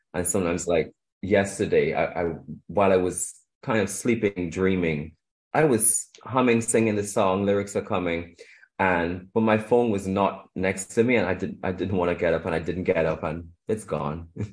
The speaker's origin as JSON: {"language": "English", "country": "Trinidad & Tobago", "tie": "born or raised there", "also_born_or_lived": "Shanghai, China / Europe", "moved": "yes", "lives_now": "London, United Kingdom", "said": "I grew up in in Trinidad and Tobago. I was born there, and I I moved to London"}